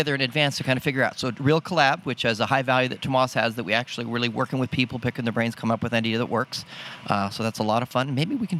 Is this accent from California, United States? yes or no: yes; California, United States; I grew up in California